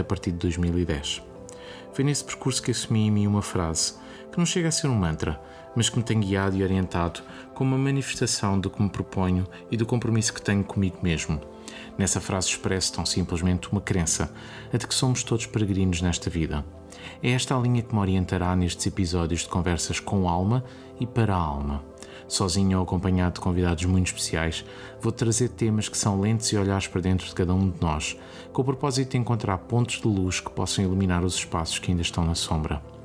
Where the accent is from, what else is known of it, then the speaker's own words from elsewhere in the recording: Lisbon, Portugal; Nasci em Lisboa em setembro de 1980.